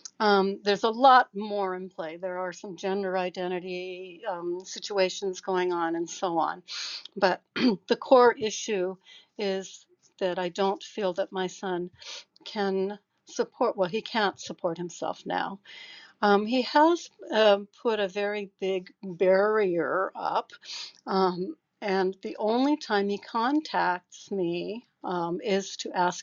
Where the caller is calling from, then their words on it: Seattle, Washington, United States; So my background, I'm speaking from Seattle.